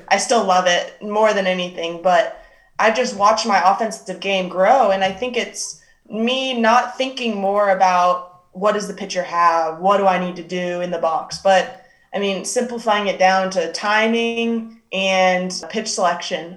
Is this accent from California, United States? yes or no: no; Arizona, United States; moved away as an adult; I'm from Arizona